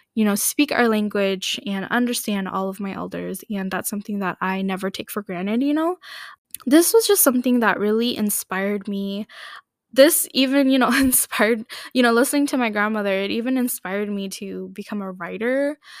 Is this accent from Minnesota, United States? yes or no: yes; Minneapolis, Minnesota, United States; I grew up here in the Minneapolis, Saint Paul area in Minnesota